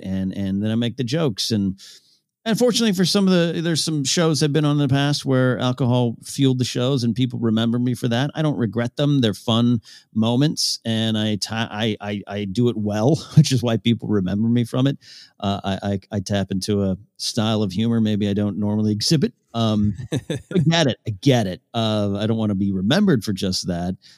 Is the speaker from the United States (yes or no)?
yes; Arroyo Grande, California, United States; moved away; There's some two local bars in, in the, uh, Arroyo Grande Village in my hometown